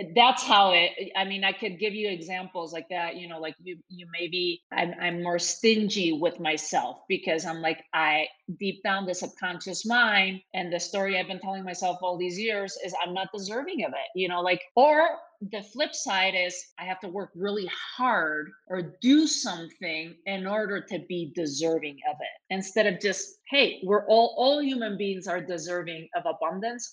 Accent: Spain; when I was growing up in Spain

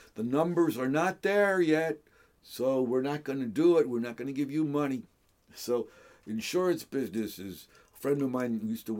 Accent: Hellertown, Pennsylvania, United States; I grew up and graduated from Hellertown High School.

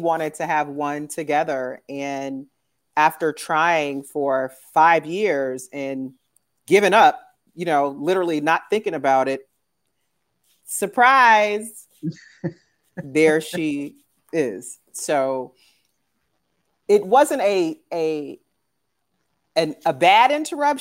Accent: San Francisco, California, United States; moved away as an adult; also born or lived in Dallas, Texas; now in New Haven, United States; I'm actually originally from San Francisco, California

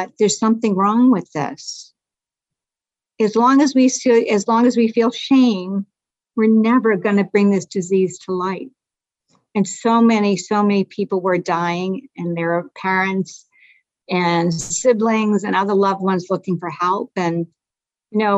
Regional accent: Lowell, Massachusetts, United States; I'm from Lowell, Mass. It's a rugged town, rugged city

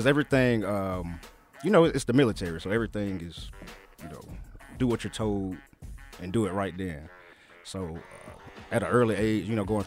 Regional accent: Thomaston, Georgia, United States; moved away as an adult; now in Atlanta, United States; I'm from Thomaston, Georgia

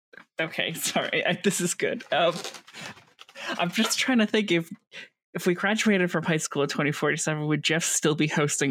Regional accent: Canada; I might be Canadian, but that doesn't mean the high school is in Canada.

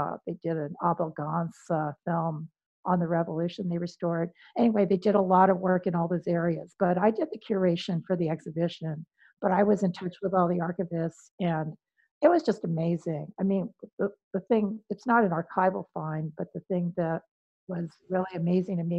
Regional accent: Los Angeles, California, United States; also born or lived in New Jersey; I'm from Wilmington, which is about 30 minutes away from

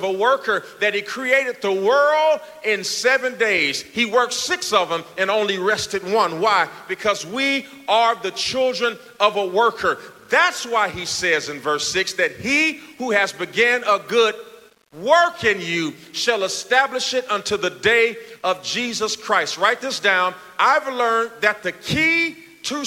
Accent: Gary, Indiana, United States; moved away; I'm from Gary, Indiana. My mother worked at fast food restaurants all of our life

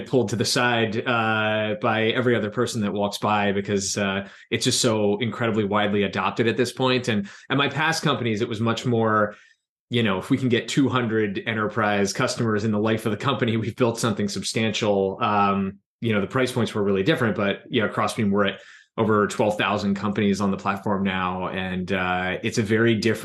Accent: New Jersey, United States; also born or lived in Philadelphia, Pennsylvania / New York City; I grew up in South Jersey.

